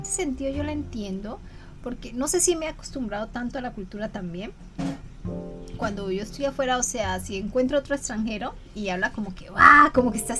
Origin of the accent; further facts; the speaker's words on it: Colombia; now in Japan; cuando me dicen, ¿de dónde eres? De Colombia.